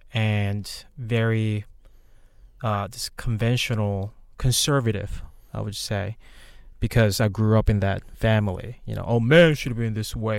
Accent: South Korea; moved away; I'm originally from Korea. I came here in two thousand eight. Um, I, so basically was born and raised in Korea

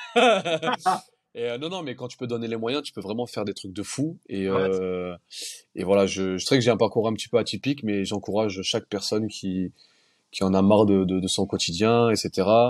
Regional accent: Nice, Provence-Alpes-Côte d'Azur, France; on est niçois

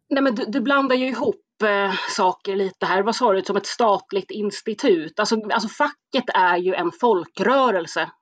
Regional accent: Stockholm, Stockholm County, Sweden; born or raised there

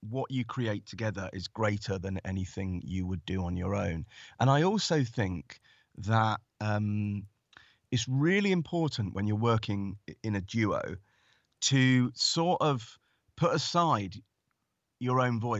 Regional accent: Stanmore, London, United Kingdom; she grew up in Golders Green, then I grew up in Stanmore, and she now lives in Hertfordshire.

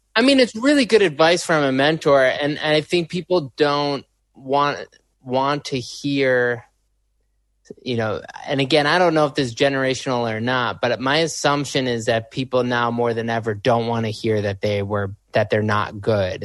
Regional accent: Chicago, Illinois, United States; I'm from Chicago

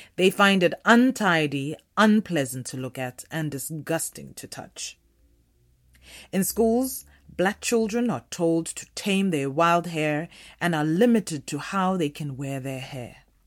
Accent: Limpopo, South Africa; I am a South African black woman, born in the late eighties of the tail end chaotic uprising of apartheid South Africa. Naturally, my birth came with no freedom. I was raised in the townships of the northern province of the country

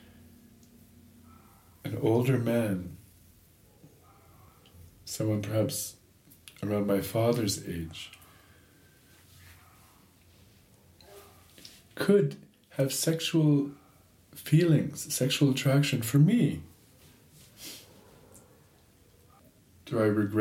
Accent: Toronto, Ontario, Canada; I grew up in Toronto

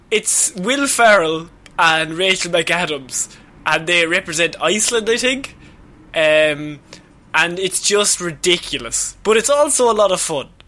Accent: Liverpool, North West England, United Kingdom; Ireland, I beg you. please. I'm from Liverpool, but please.

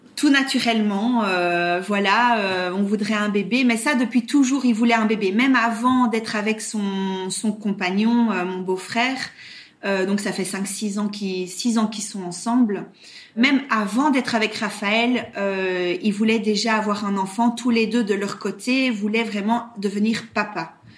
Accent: Brussels, Brussels-Capital Region, Belgium; accent: Belgian; now in Belgian Ardennes, Belgium; à l'origine, je suis euh, bruxelloise

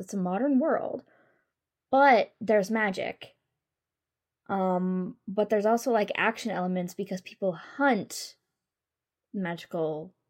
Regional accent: United States; We're American.

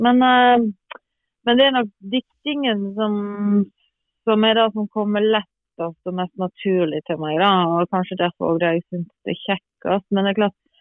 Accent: Granvin, Vestland, Norway; now in Bærum, Norway; regner meg jo absolutt som gravenser

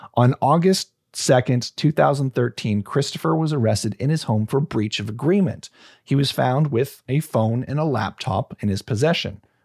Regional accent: Canada; proud to be Canadian

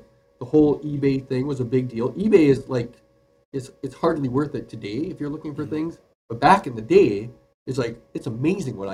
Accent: Duluth, Minnesota, United States; born and raised in Duluth, Minnesota. That's where I still am a pastor right now

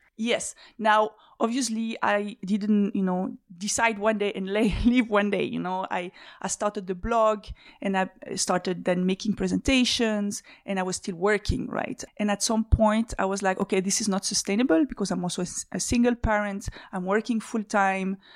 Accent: Switzerland; moved away as an adult; also born or lived in Belgium; So I'm a Swiss citizen. I grew up in Switzerland.

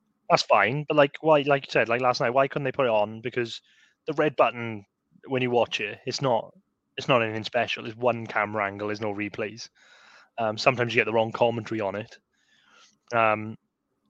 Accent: Swansea, Wales, United Kingdom; we're like from Swansea.

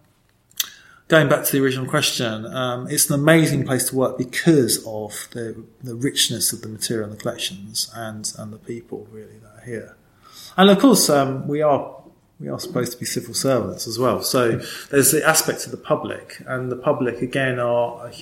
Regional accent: London, United Kingdom; also born or lived in New Eltham / Kent; now in East London, United Kingdom; I'm actually born in Eltham

